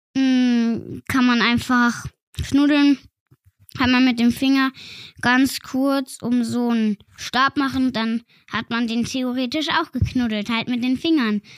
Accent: Feldkirch, Vorarlberg, Austria; Ich wurde in Feldkirch geboren, das ist in Österreich

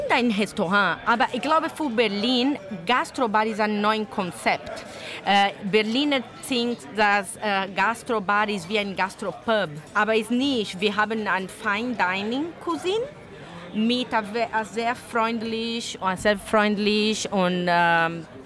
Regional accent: Brazil; German is a second language; moved away; also born or lived in Italy; So, ich komme aus Brasilien, aber meine Mutter und Vater sind Italienerin.

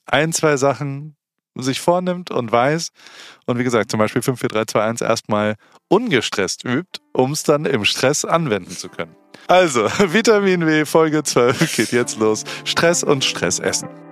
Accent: Heidelberg, Baden-Württemberg, Germany; moved away as an adult; also born or lived in Hamburg; Ich bin halt in Heidelberg aufgewachsen und in Hamburg, dann habe ich zwölf Jahre gelebt

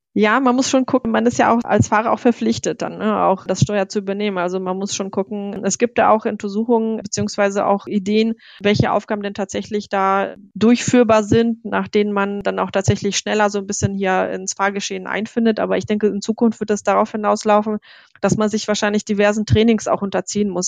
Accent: Germany; wir sind als Deutsche

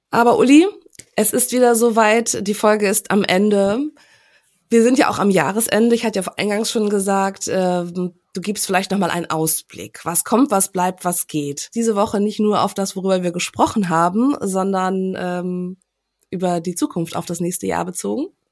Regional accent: Germany; now in Hamburg, Germany; für uns als Deutsche

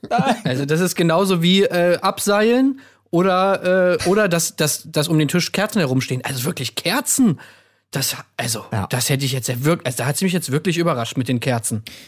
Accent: East Germany, Germany; Ich bin ja selber aus dem Osten

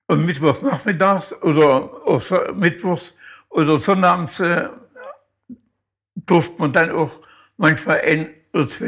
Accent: Luckenau, Saxony-Anhalt, Germany; moved away; also born or lived in Oranienburg; Aus Luckenau, mhm. Kreis Zeitz, Sachsen-Anhalt, mhm. ähm, im Berger Weiterdorf.

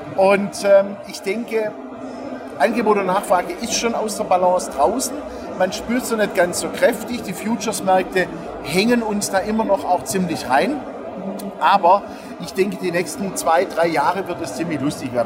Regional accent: Stuttgart, Baden-Württemberg, Germany; moved away; Stuttgart ist äh, meine Geburtsstadt, ja, habe ich ja auch lange, lange genug gelebt und ähm, jetzt immer wieder schön mal heimzukommen

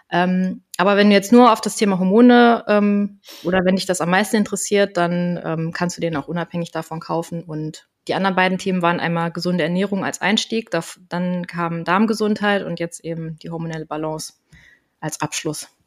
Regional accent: Koblenz, Rhineland-Palatinate, Germany; ich bin 35 Jahre, ich komme aus Koblenz

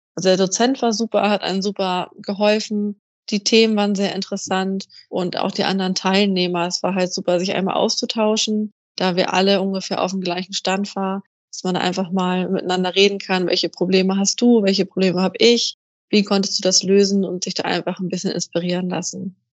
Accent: Kiel, Schleswig-Holstein, Germany; ich komme aus Kiel an der Ostsee

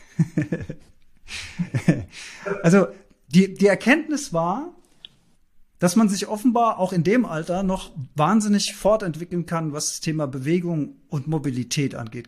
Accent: Germany; bei uns in Deutschland

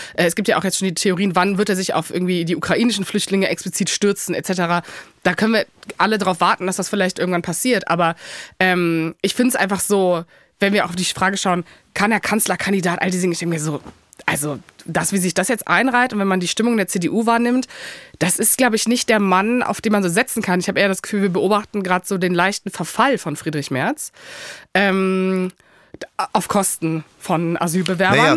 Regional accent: Cologne, North Rhine-Westphalia, Germany; ich komme aus Köln

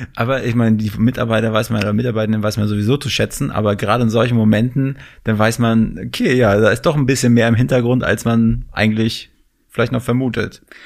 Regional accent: the North, Northern Germany, Germany; now in Berlin, Germany; ich komme gebürtig aus dem Norden

